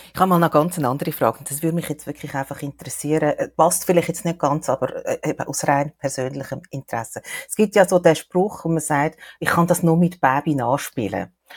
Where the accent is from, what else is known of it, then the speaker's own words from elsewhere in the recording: Switzerland; bei uns in der Schweiz